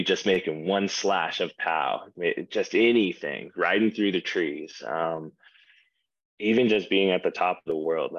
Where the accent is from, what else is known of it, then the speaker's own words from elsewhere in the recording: Ogden, Utah, United States; also born or lived in Hyrum, Utah; I'm from Ogden